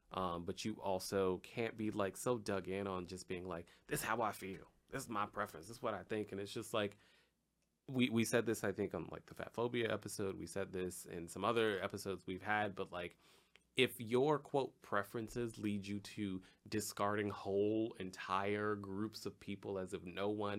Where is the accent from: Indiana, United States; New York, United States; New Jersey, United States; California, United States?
California, United States; Compton; I'm a nigga from Compton.